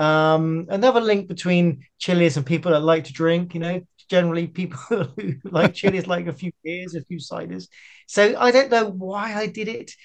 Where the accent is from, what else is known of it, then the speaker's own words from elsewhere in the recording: Bristol, South West England, United Kingdom; also born or lived in Amersham, Buckinghamshire; For the first 8 years, I lived in Buckinghamshire in Amersham. And then we moved to Bristol when I was 8 years old.